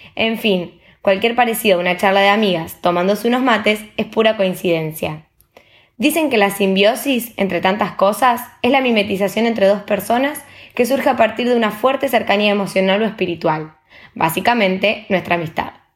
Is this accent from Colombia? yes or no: no; Argentina; moved away as an adult; now in Spain; Las dos somos argentinas y nos recibimos hace poco de licenciadas en turismo